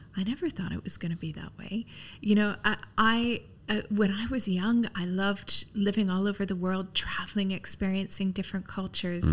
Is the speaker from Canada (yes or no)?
yes; Canada; moved away as an adult; also born or lived in London; now in Dubai, United Arab Emirates; I'm Canadian. I don't sound British.